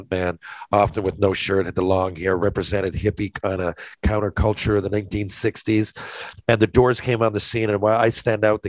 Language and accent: English; Newfoundland and Labrador, Canada; a Newfoundlander